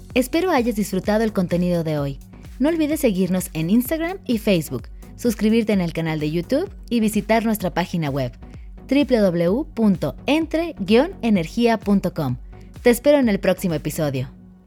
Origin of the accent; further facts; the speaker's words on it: Mexico; also born or lived in Ireland; tengo 29 años y soy orgullosamente mexicana.